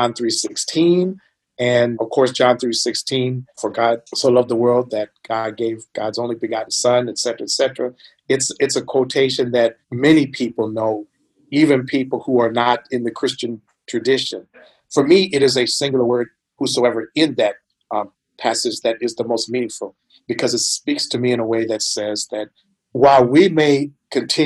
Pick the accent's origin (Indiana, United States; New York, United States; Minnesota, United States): Minnesota, United States; now in Louisville, United States; I am from Minnesota